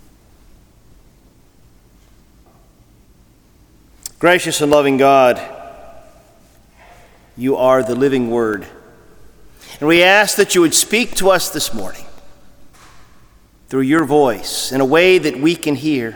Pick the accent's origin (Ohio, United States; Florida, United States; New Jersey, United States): Ohio, United States; growing up in Ohio